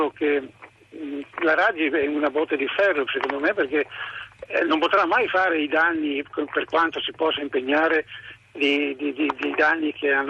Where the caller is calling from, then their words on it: Montebelluna, Veneto, Italy; Io parlo da Montebelluna, sì. provincia di Treviso.